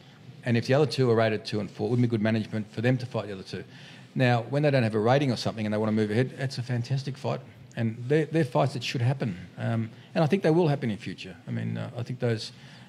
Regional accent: Australia; And, you know, I'm an Aussie, I'll fight an Aussie.

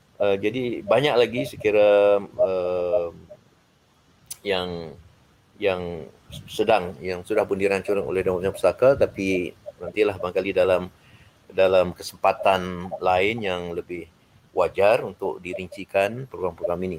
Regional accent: Malaysia; kita sebagai orang Malaysia

